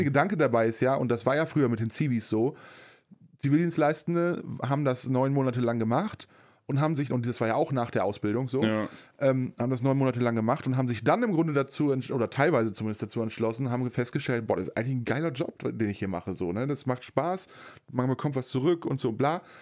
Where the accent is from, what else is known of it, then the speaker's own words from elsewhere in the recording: Germany; bei uns in Deutschland